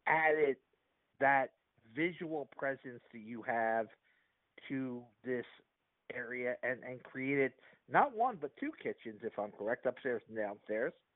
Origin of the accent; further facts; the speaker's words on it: Philadelphia, Pennsylvania, United States; growing up in Philadelphia